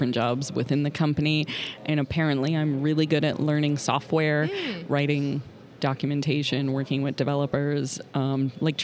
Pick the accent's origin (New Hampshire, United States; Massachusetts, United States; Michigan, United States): Massachusetts, United States; Boston; I'm from the Boston area